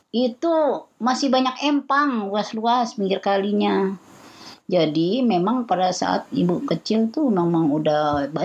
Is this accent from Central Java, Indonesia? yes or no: no; Kalibata, Jakarta, Indonesia; Eh, kampungnya di Pulau Kalibata.